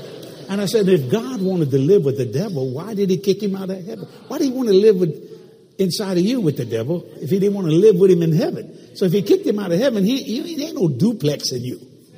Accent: New York, United States; I was raised on La Costa Nostra. I was raised with the mafia on the streets of New York.

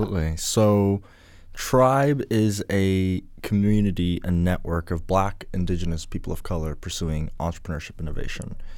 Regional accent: Ghana; now in Canada; I come from Ghana

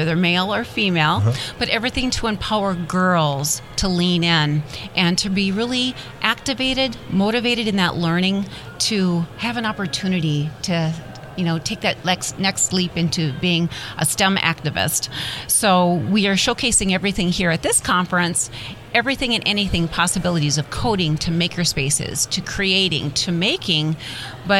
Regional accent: Midwest, United States; I'm originally from the Midwest, and I'm very proud Midwest girl here

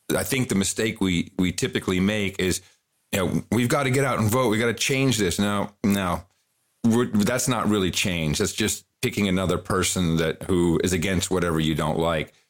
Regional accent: Netherlands; moved away; I grew up in the Netherlands.

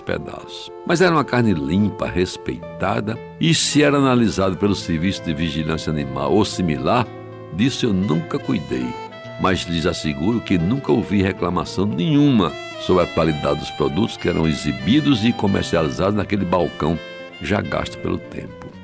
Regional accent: João Pessoa, Paraíba, Brazil; cresci em Jaguaribe

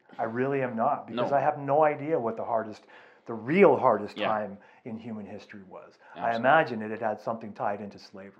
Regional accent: California, United States; now in Calgary, Canada; my upbringing in California, right? Like, my upbringing in the States.

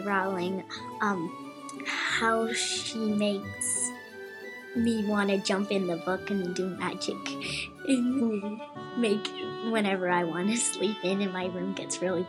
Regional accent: Sugar Land, Texas, United States; Hi, I'm 8 years old and … I'm from Sugarland, Texas.

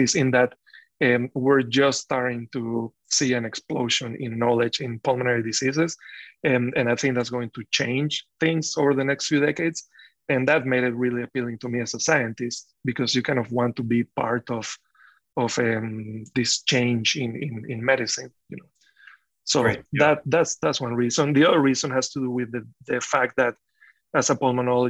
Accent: Caracas, Capital District, Venezuela; moved away as an adult; now in Iowa, United States; I grew up in Caracas

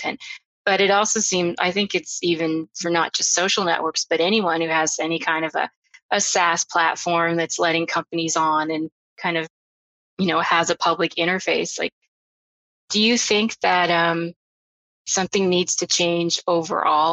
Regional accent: Canada; I'm Canadian

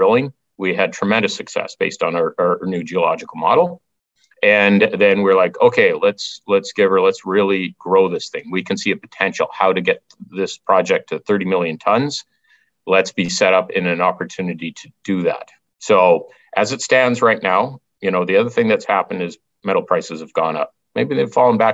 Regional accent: Stewart, British Columbia, Canada; my hometown of Stewart, BC

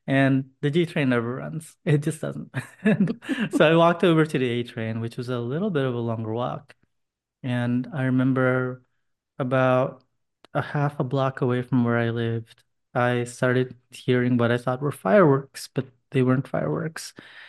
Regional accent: Boston, Massachusetts, United States; also born or lived in Jakarta, Indonesia; now in New York City, United States; I was born in Jakarta, Indonesia, which is the big city in Indonesia. And I moved to the States when I was 8 years old. And we moved around for a bit, but basically grew up in Boston.

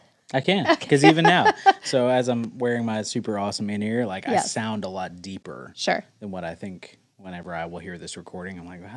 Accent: the South, United States; accent: southern twang; I could hear my southern twang come out.

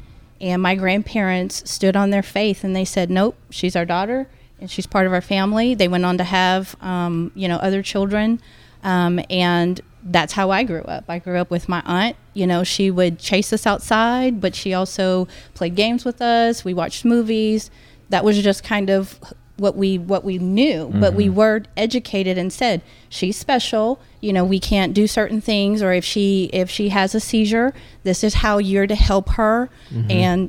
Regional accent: South Louisiana, United States; I'm from South Louisiana, so Zydeco is really big.

